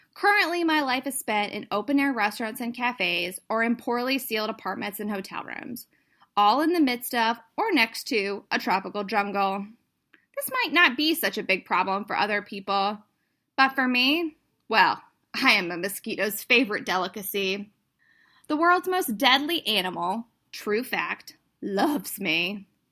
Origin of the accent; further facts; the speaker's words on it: North Carolina, United States; moved away; I grew up in the South. Yes, North Carolina is still the South.